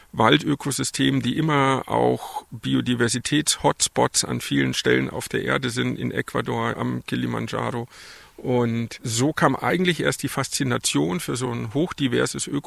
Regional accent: Fürstenfeldbruck, Bavaria, Germany; also born or lived in Stuttgart region; ich habe meine Kindheit in Fürstenfeldbruck bei München verbracht.

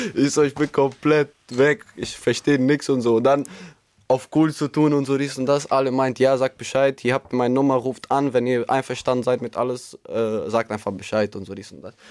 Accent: Albania; moved away; also born or lived in Münster, Germany; ich bin in Albanien groß geworden. Ich bin circa 2014 dann irgendwann in Deutschland gekommen, mit Familie und alles andere

